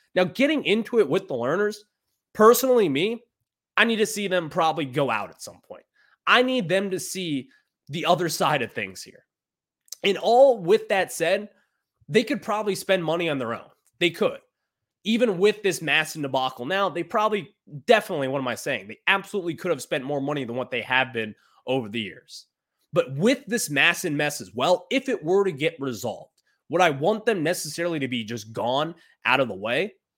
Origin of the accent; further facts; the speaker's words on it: Northern Virginia, United States; I'm from Virginia, Northern Virginia resident, been here my entire life.